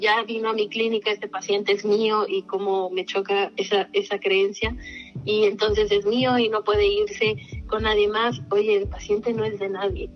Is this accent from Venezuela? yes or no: no; Mexico; moved away; de México